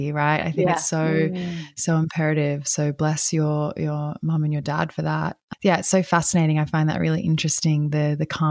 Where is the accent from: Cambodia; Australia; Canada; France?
Australia; moved away; also born or lived in Brazil; I'm from Australia